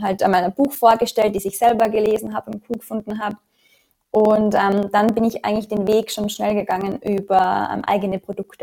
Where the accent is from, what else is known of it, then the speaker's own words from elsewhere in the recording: Austria; moved away as an adult; also born or lived in Australia; in dem Umfeld in Österreich, wo ich groß geworden bin